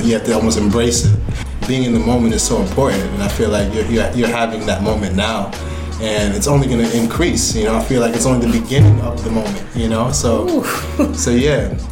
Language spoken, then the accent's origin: English; New York, United States; growing up in New York